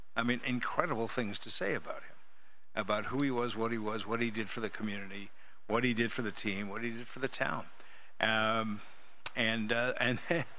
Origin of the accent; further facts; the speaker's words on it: Buffalo, New York, United States; moved away; also born or lived in Canada; I'm from Buffalo, which is nowhere near Oregon.